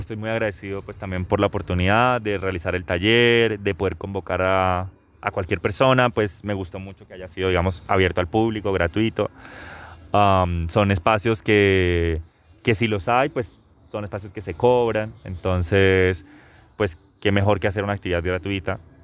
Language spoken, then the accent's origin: Spanish; Bucaramanga, Santander, Colombia; now in Santiago, Chile; vivo en Santiago de Chile, pero nací acá en Bucaramanga el año 95